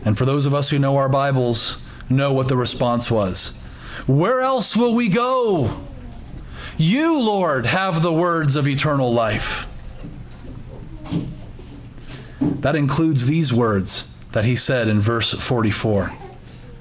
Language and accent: English; United States; for us as Americans or Westerners